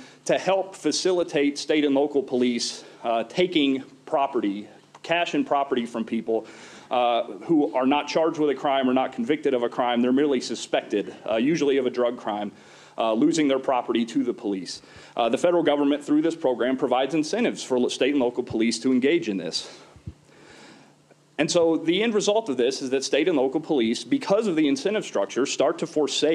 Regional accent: Oklahoma, United States; from my home state of Oklahoma

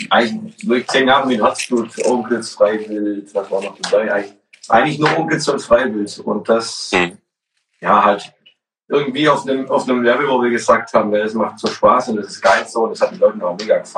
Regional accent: Baden-Württemberg, Germany; aber tatsächlich sind es nach Stuttgart, lass mich lügen, nochmal 30 Kilometer zu fahren. Ähm, direkt auf der Schwäbischen Alb vorne, idyllisch mit dem Tal unten, wundervoll zu wandern

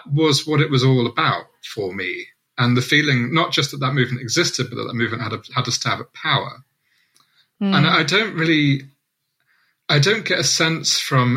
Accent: Southampton, South East England, United Kingdom; I remember going to a Southampton transformed event about 4 months before the election, in my hometown

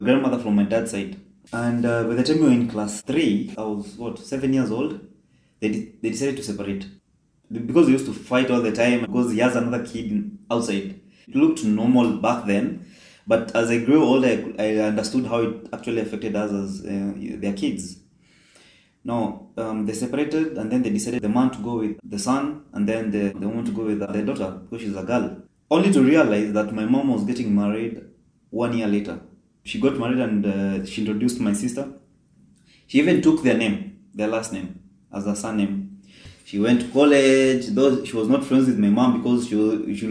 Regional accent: Kenya; moved away as an adult; now in Qatar; I was born and raised in Kenya

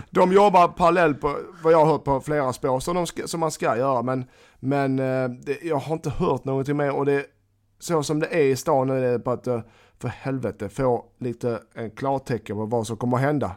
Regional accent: Malmö, Skåne, Sweden; Jag är från Malmö

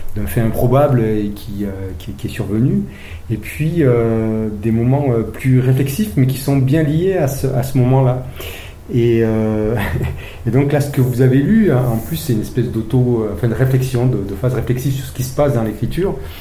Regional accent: Briançon, Provence-Alpes-Côte d'Azur, France; moved away as an adult; je suis briançonné. Donc, je suis né à Briançon, dans les Hautes-Alpes où je suis né et j'en suis parti à 18 ans

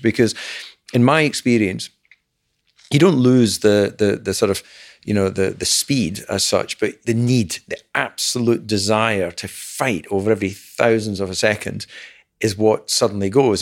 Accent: Dumfries, Scotland, United Kingdom; Alan and I are, are, were both born in Dumfries

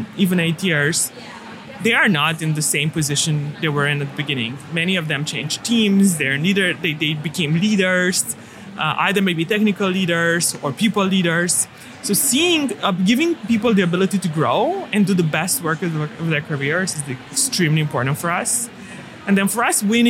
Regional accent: Romania; moved away; I grew up in Romania

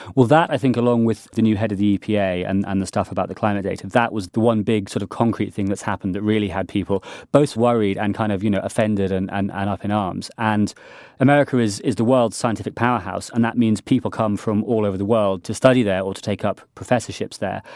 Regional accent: United Kingdom; being a Brit

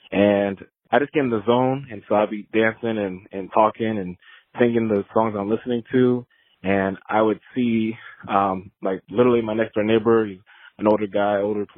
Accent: Orlando, Florida, United States; Hello, this is … I'm from Orlando, Florida. I used to cut the grass a lot when I was back at home.

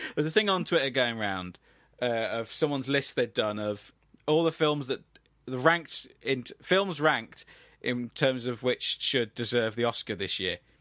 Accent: England, United Kingdom; we are English

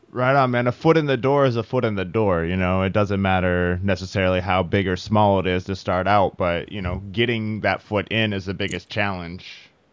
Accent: Midwest, United States; now in Bay Area, California, United States; I'm from the Midwest

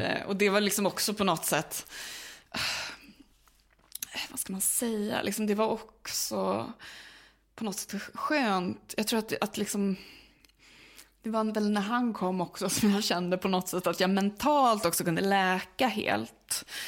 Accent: Uppsala, Uppsala County, Sweden; det är min hemstad

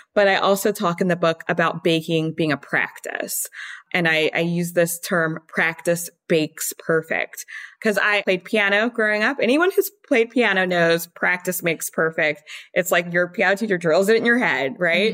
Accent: Baton Rouge, Louisiana, United States; moved away as an adult; also born or lived in France; now in New York City, United States; I grew up in Baton Rouge, born and raised till I left for college.

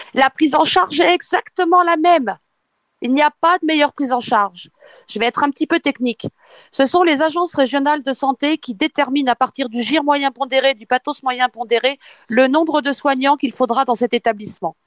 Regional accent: eastern France, France; je suis de l'Est. on sait très bien l'histoire que nous avons eue dans l'est de la France

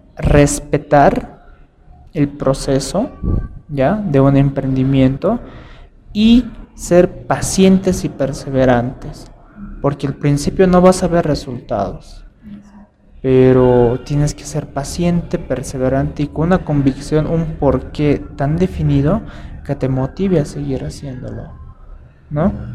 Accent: Bolivia; soy de Bolivia, soy de acá, mis papás son del área rural

